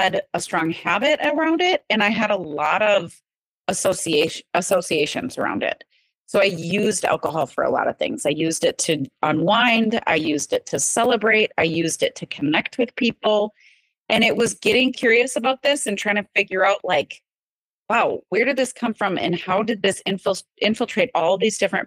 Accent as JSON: {"language": "English", "region": "Wisconsin", "country": "United States", "tie": "born or raised there", "said": "growing up in Wisconsin"}